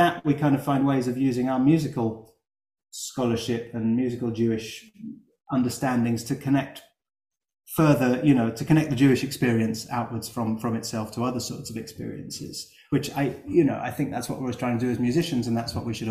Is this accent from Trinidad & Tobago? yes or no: no; London, United Kingdom; I'm from North London